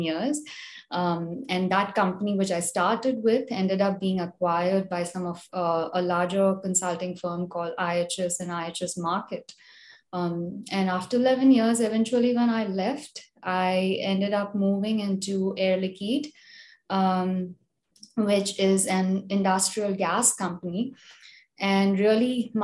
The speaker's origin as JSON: {"language": "English", "country": "India", "tie": "born or raised there", "moved": "as an adult", "lives_now": "United States", "said": "I'm originally from India, grew up in India, came to the US to pursue my master's"}